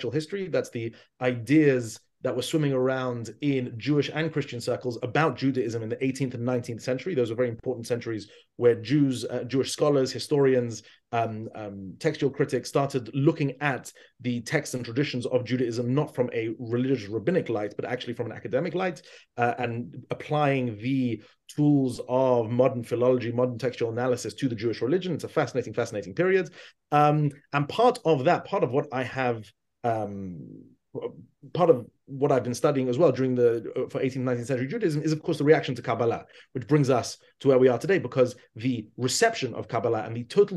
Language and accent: English; London, United Kingdom; moved away as an adult; also born or lived in Israel; I grew up in London